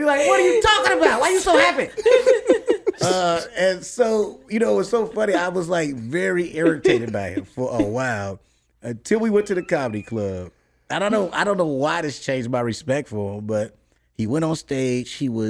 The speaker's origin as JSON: {"language": "English", "town": "Chicago", "region": "Illinois", "country": "United States", "said": "I'm from Chicago. It's very segregated. It's very racist."}